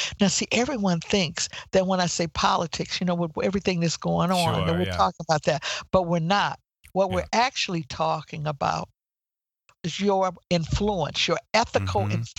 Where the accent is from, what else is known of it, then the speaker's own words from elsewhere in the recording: Midwest, United States; Okay. I came from the Midwest and I came to Washington, D.C.